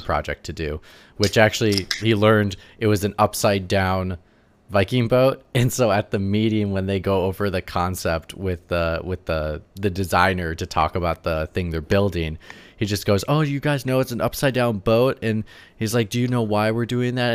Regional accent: Wisconsin, United States; I'm from the Midwest, so I'm from, like, Wisconsin

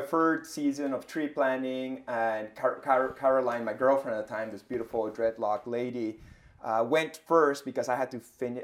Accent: Peru; also born or lived in Ottawa; now in Montreal, Canada; I'm from Peru, you know, but, but I've lived here like 20 years

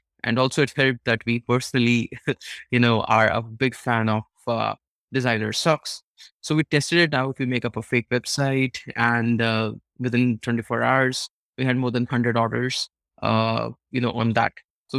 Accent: India; when I was pretty small, and especially when you're growing up in India, you come across these astrologers, horoscope readers who tell you

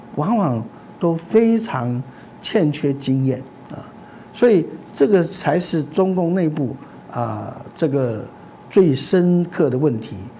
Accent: Taiwan

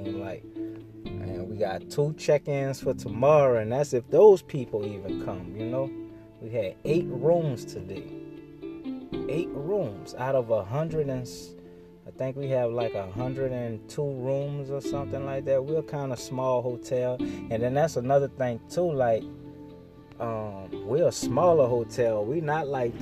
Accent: New Orleans, Louisiana, United States; I'm from New Orleans.

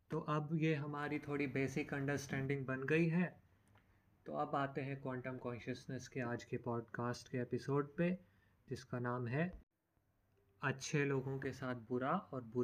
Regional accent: Himachal Pradesh, India; मैं खुद हिमाचल से बिलोंग करता हूँ हिमाचल के बहुत सारे क्षेत्र देवभूमि माने जाते हैं

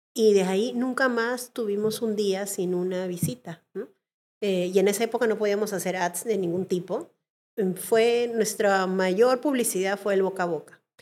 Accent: Peru; los peruanos nos lo merecíamos

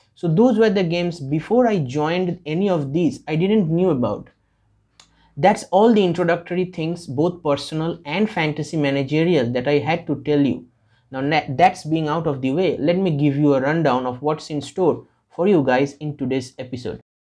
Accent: India; I am from India.

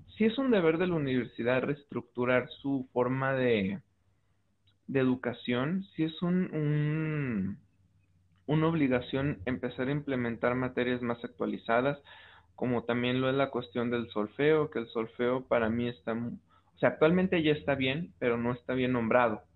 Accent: Mexico; como mexicanos

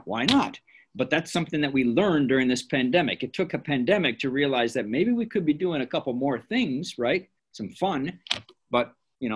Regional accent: Elgin, Illinois, United States; Miss Pelletier and I grew up in Elgin at different times in our life

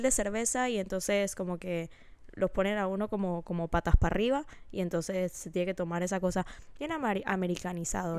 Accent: Panama; moved away as an adult; now in United States; cuando yo me fui de Panamá, yo todavía tengo un grupo de amigas

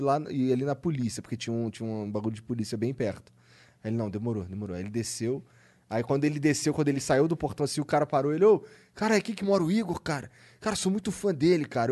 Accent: Rio de Janeiro, Brazil; E eu sou carioca

